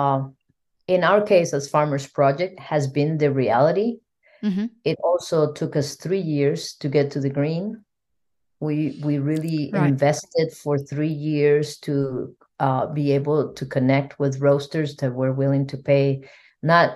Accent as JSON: {"language": "English", "country": "Costa Rica", "said": "I'm from Costa Rica"}